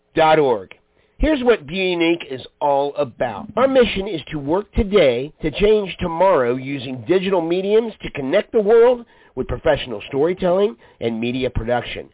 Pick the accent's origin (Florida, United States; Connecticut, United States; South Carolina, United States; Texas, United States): Florida, United States; Orlando; I'm a natural born Floridian. I was born in Orlando. I live in Orlando